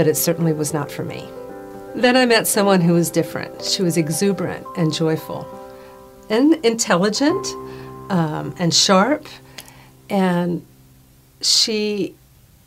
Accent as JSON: {"language": "English", "country": "Puerto Rico", "tie": "born or raised there", "said": "I grew up in Puerto Rico"}